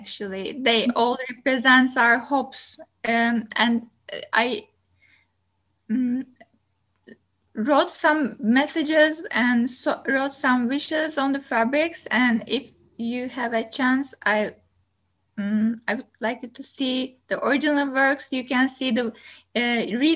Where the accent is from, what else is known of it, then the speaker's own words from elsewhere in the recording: Turkey; now in Kingston, Canada; I'm originally from Turkey